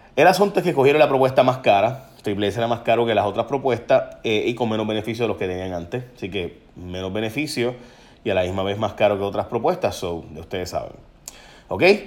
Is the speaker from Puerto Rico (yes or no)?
yes; San Lorenzo, Puerto Rico; en San Lorenzo, mi pueblo